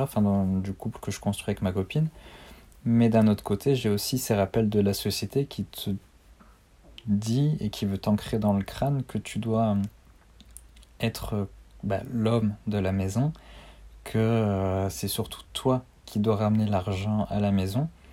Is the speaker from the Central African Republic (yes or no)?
no; Armentières, Hauts-de-France, France; moved away as an adult; also born or lived in Brittany; je suis originaire du Nord, donc à Armentières, à côté de Lille.